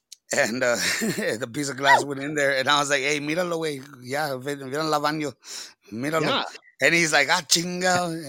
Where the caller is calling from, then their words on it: Texas, United States; I'm from the butthole of Texas, Hell's Waiting Room. I'm from the RGB, put a 956 a la verga, cuz.